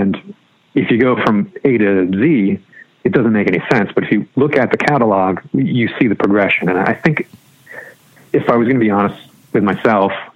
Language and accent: English; Massachusetts, United States; moved away as an adult; also born or lived in Bridgewater, Massachusetts / Brockton, Massachusetts / Cape Cod, Massachusetts / Walpole, Massachusetts; I grew up all over Massachusetts, was born in Bridgewater